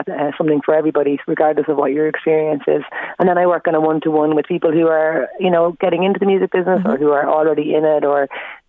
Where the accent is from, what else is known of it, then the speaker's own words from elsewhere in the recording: Dunboyne, Leinster, Ireland; also born or lived in Kilcock, Kildare / Trim, Meath; I grew up in Dunboyne and went to school in Dunchapplin and was there till like 2000